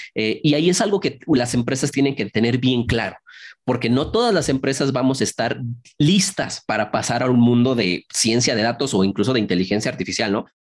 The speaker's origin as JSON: {"language": "Spanish", "country": "Mexico", "tie": "born or raised there", "said": "yo estoy en México, soy originario aquí de México"}